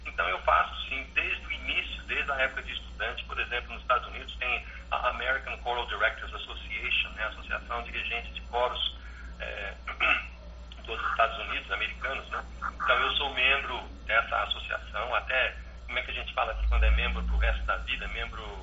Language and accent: Portuguese; Brazil; now in Brasília, Brazil; eu era o único brasileiro